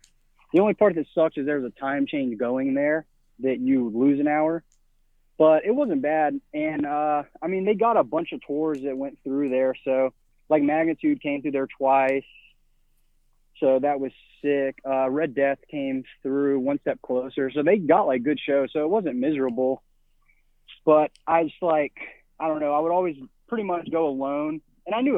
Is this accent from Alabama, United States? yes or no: yes; Mobile, Alabama, United States; moved away as an adult; also born or lived in Nashville, Tennessee; now in Pensacola, United States; I grew up in Mobile, Alabama